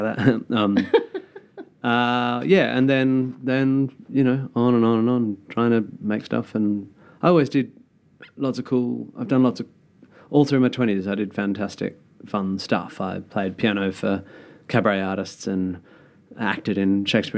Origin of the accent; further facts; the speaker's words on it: Perth, Western Australia, Australia; moved away; I come from Perth